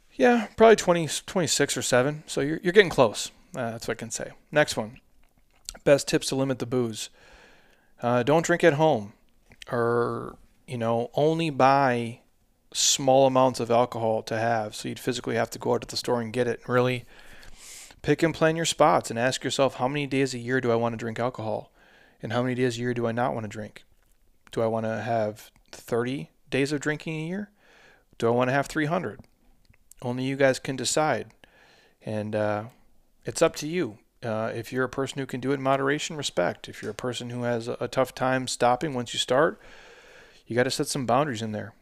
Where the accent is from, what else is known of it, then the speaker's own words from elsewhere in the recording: Midwest, United States; I'm a dude from the Midwest